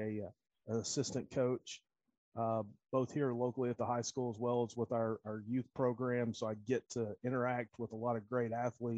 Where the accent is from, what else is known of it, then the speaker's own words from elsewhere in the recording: North Carolina, United States; now in Knoxville, United States; I'm originally from North Carolina